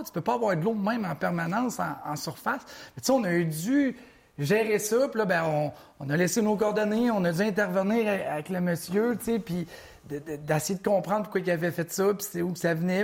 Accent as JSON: {"language": "French", "area": "Mauricie", "region": "Quebec", "country": "Canada", "said": "je viens de la Mauricie comme toi"}